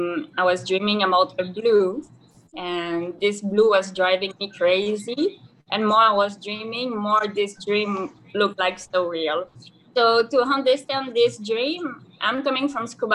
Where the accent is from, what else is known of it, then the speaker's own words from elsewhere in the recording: Canada; English is a second language; moved away as an adult; now in Dahab, Egypt; the last 8 years of my life in Canada, because I come from Canada